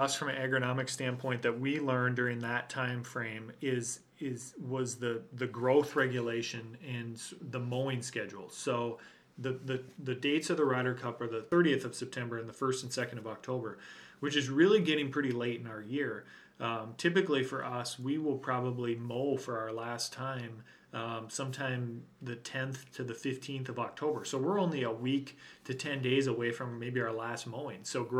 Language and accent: English; Minnesota, United States; I mentioned my pride in being a Minnesotan and how I feel and how I feel pride at the shape of the state when I see that outline.